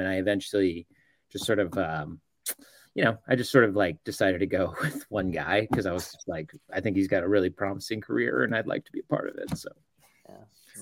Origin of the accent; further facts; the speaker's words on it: Dallas, Texas, United States; now in Oklahoma City, United States; I grew up in Dallas, so I grew up a Mavs fan